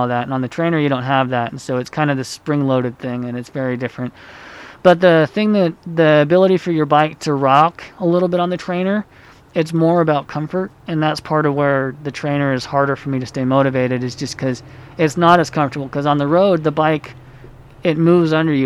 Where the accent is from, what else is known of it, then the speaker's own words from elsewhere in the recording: Utah, United States; also born or lived in Honduras; I grew up here in Utah